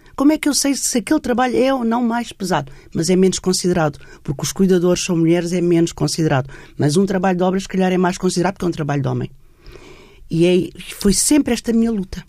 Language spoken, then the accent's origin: Portuguese; Setúbal, Portugal; Eu sou de Setúbal, o meu pai era empresário e tinha uma fábrica só de mulheres